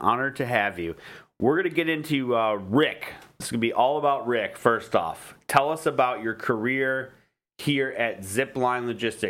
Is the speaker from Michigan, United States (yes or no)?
yes; Detroit, Michigan, United States; I am from Detroit